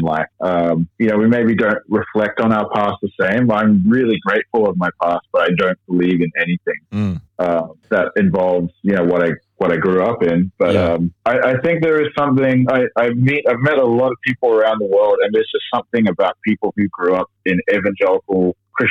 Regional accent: Sydney, New South Wales, Australia; I grew up like northwest Sydney, like Hills District

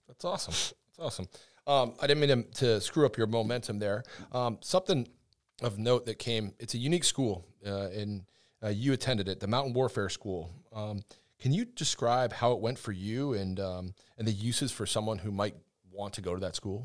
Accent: Northeast, United States; I'm from the Northeast, so I'm a, I'm a Yankee up there

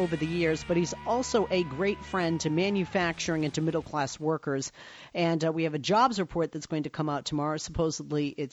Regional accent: Boston, Massachusetts, United States; moved away; also born or lived in Chicago; I come from Boston where there's a little team called the Red Sox

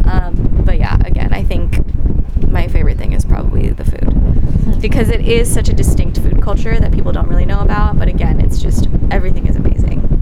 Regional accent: Taiwan; so I'm from Taiwan, which is just a tiny little island off of uh, the coast of China

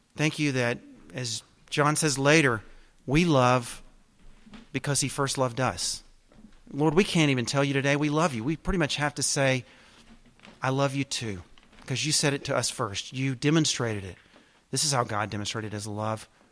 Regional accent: the South, United States; I'm a Southerner

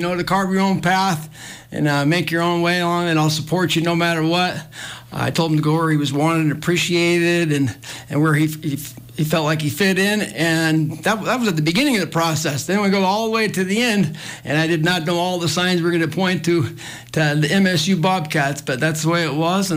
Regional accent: Billings, Montana, United States; also born or lived in Missoula, Montana; I played for my dad in Billings

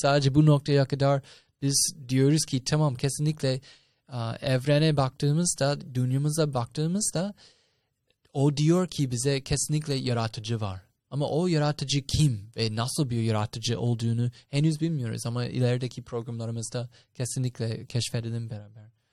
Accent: United States; moved away; ben Amerikalıyım.

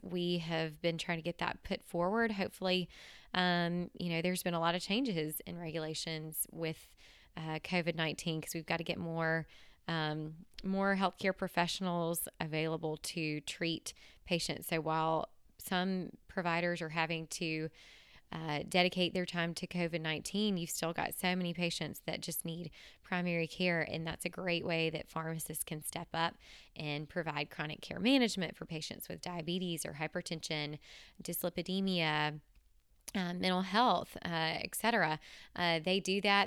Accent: Tennessee, United States; in Tennessee, my home state

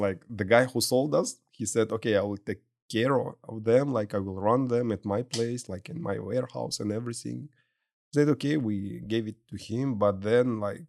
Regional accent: Kazakhstan; moved away as an adult; now in Houston, United States; from Kazakhstan, Bitcoin miner.

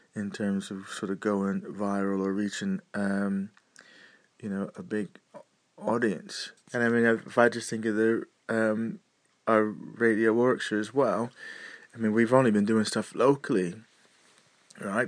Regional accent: United States; moved away; being a displaced American that I am, I have a eye across the sea to see what's going on over in my home country

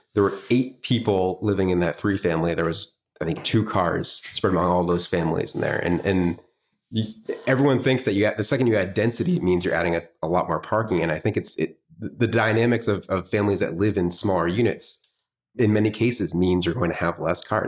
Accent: Swampscott, Massachusetts, United States; I was born and raised in Swampscott

